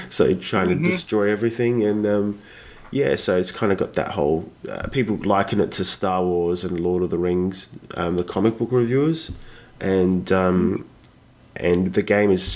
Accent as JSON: {"language": "English", "country": "Australia", "said": "I'm from Australia, the land of the koala and kangaroo"}